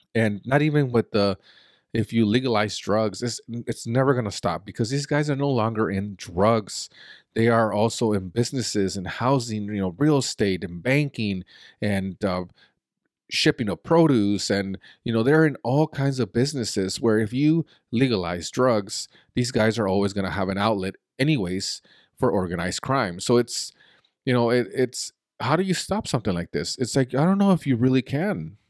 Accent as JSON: {"language": "English", "country": "Mexico", "tie": "born or raised there", "moved": "yes", "said": "I was born in Mexico"}